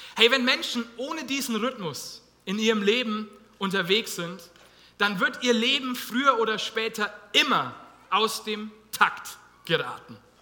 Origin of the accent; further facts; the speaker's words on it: Germany; wir als Deutsche